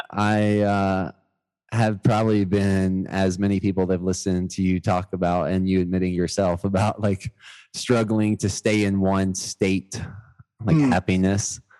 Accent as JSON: {"language": "English", "region": "the South", "country": "United States", "said": "Yeah, I was born in Miami, but kindergarten and college I was in Georgia."}